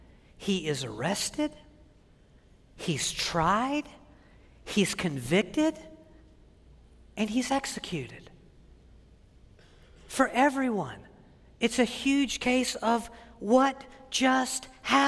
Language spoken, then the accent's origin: English; Wilmington, North Carolina, United States; moved away; Wilmington, North Carolina, my hometown